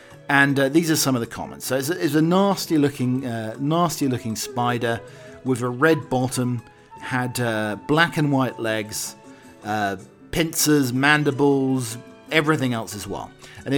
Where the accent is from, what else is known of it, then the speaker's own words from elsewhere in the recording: Arizona, United States; I grew up in Arizona.